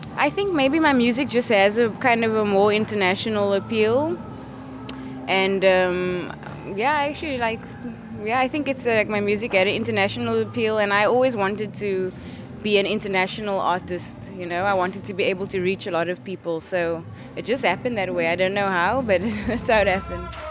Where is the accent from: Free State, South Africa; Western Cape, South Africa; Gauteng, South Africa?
Western Cape, South Africa; Cape Town; moved away as an adult; now in London, United Kingdom; I am from Cape Town, South Africa